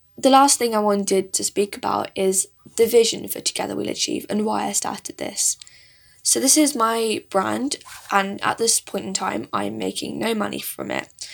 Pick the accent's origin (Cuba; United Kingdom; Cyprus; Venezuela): United Kingdom; south of England; English is a second language; also born or lived in India; I was actually born in India, but I stayed there for a few years, and then I live with my parents in England. I have been doing since I was about four years old. So I really grew up in this country